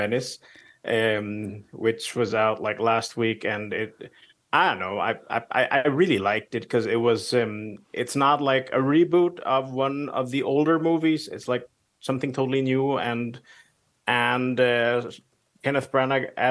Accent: Philippines; also born or lived in Denmark; now in Copenhagen, Denmark; I grew up in the Philippines, so I'm kind of half expat

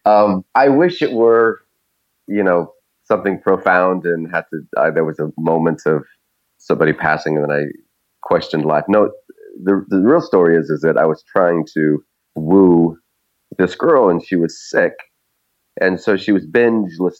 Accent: Idaho, United States; moved away; also born or lived in Alaska; I was born in Idaho and spent some time in Alaska.

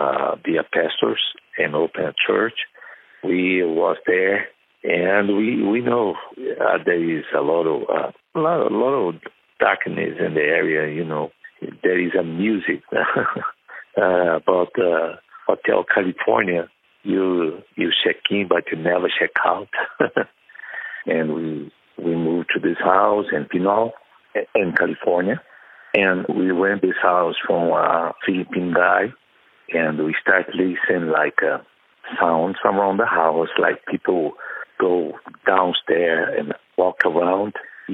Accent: Brazil; English is a second language; moved away as an adult; now in United States; I moved from Brazil to United States because I'm being invited to be a pastor in United States because I was pastor in Brazil, too.

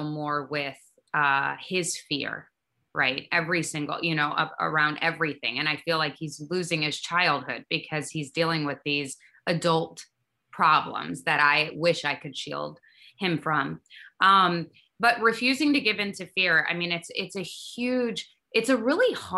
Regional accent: Kalamazoo, Michigan, United States; So me and Derek were raised in a small town, and we're from Kalamazoo, Michigan

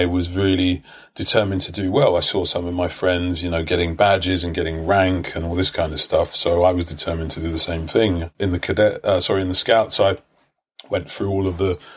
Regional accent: London, United Kingdom; I grew up in Brixton.

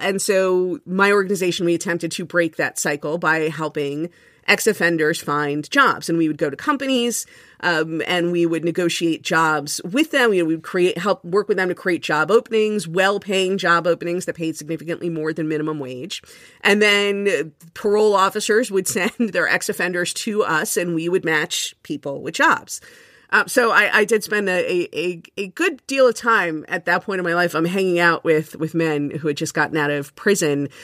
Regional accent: Miami, Florida, United States; moved away as an adult; now in Jersey City, United States; I grew up in Miami

